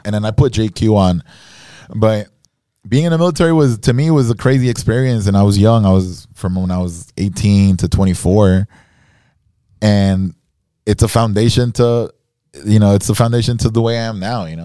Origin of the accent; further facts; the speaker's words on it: Nicaragua; now in Miami, United States; I was born in Miami, grew up in Nicaragua.